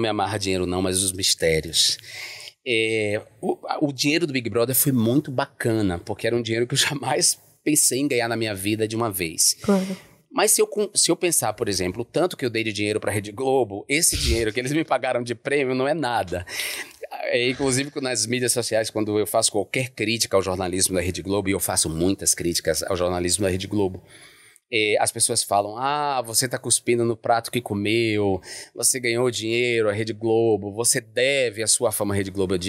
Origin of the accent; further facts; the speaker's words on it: Alagoinhas, Bahia, Brazil; eu sou do interior da Bahia, uhum. Lagoinhas, né? Que é, eu, mora, eu nasci e me criei numa periferia ainda com características muito rurais.